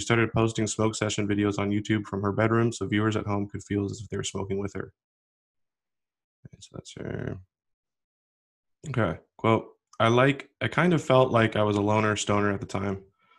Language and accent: English; Washington, United States; He's actually from my home state, Washington